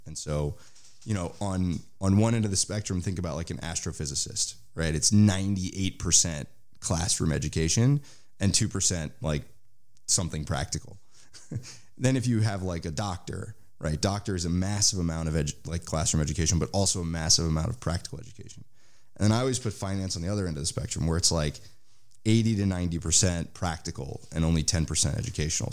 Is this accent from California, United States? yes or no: yes; San Francisco, California, United States; moved away as an adult; now in Israel; I grew up in San Francisco Bay Area